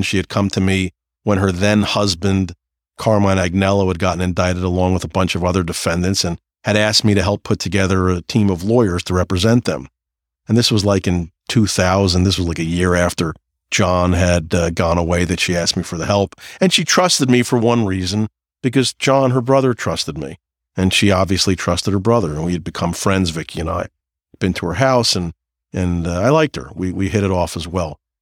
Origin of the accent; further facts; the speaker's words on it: New Jersey, United States; I'm from New Jersey